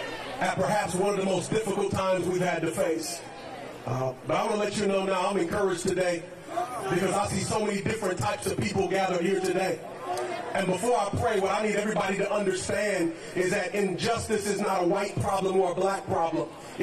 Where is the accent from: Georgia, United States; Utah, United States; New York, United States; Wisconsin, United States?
Wisconsin, United States; Kenosha; We are residents here of Kenosha. We're from Kenosha, raised in Kenosha. Our families are here.